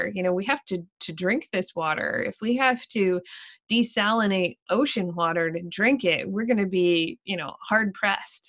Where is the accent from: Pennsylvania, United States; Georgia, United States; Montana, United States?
Pennsylvania, United States; moved away as an adult; now in Maine, United States; I grew up in Pennsylvania